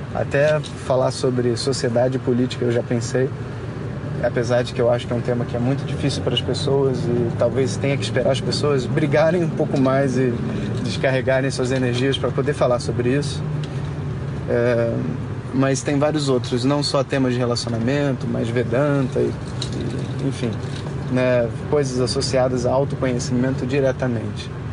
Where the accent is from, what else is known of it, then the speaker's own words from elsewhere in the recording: Brazil; como brasileiro